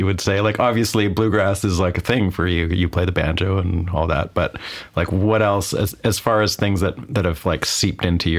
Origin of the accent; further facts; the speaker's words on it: Vancouver, British Columbia, Canada; accent: Canadian; Vancouver, Canada.